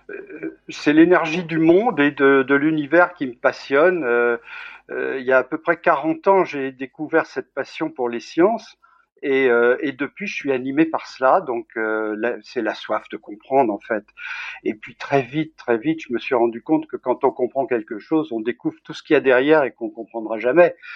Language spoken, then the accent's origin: French; Bourg-Saint-Maurice, Auvergne-Rhône-Alpes, France; born there; Je suis né à Bourg-Saint-Maurice. Ah. ma mère était de Bozelle, qui est le village juste en dessous de Courchevel. Et euh, moi, moi, j'ai pas vécu vraiment là-bas, mais j'y étais très souvent.